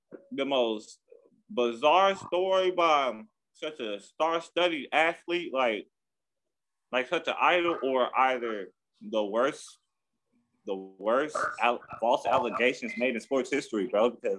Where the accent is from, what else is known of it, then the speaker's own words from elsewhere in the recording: Texas, United States; I mean, I do like what they got going on over there, but no, I'm a Texan.